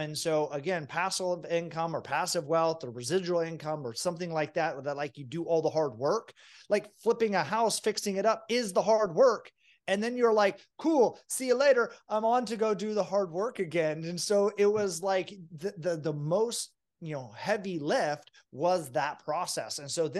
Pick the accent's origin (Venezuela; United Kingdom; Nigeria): Venezuela; now in United States; I grew up in a socialist, like we were starving to death country of Venezuela, and we escaped with nothing.